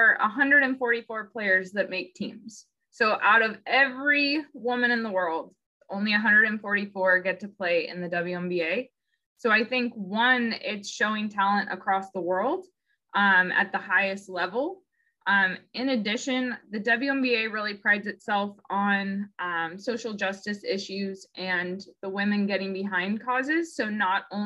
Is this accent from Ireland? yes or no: no; Seattle, Washington, United States; also born or lived in Chicago; I am from the Seattle area originally and played college basketball in Chicago